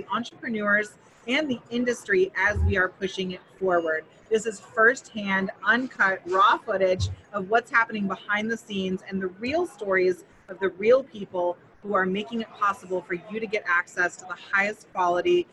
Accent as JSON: {"language": "English", "area": "Emerald Triangle", "region": "Northern California", "country": "United States", "tie": "born or raised there", "also_born_or_lived": "Santa Cruz, California", "moved": "yes", "said": "I'm originally from Northern California. Born in Santa Cruz, raised in the fields in the Emerald Triangle"}